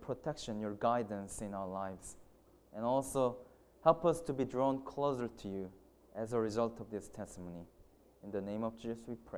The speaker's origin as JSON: {"language": "English", "country": "South Korea", "second_language": "English", "moved": "as an adult", "said": "I'm from South Korea, and I have studied in Heartland College for 4 years"}